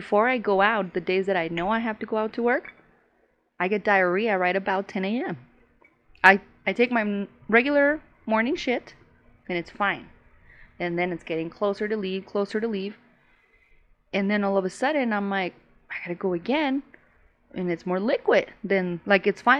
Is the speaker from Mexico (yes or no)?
yes; Chihuahua, Mexico; first language Spanish; English is a second language; moved away; I was raised in Chihuahua.